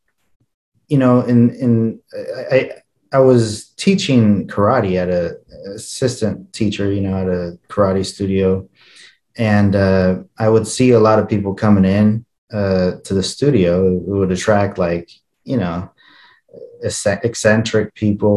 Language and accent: English; Holcomb, Kansas, United States; English is a second language; also born or lived in Ojinaga, Chihuahua, Mexico; And so I was raised in a little town called Holcomb, Kansas, a little suburb of another little town called Garden City, Kansas.